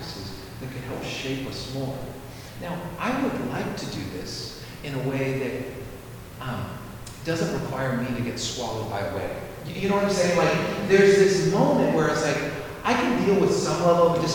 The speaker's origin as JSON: {"language": "English", "town": "San Francisco", "region": "California", "country": "United States", "also_born_or_lived": "Tuscaloosa", "moved": "as an adult", "said": "I'm from San Francisco."}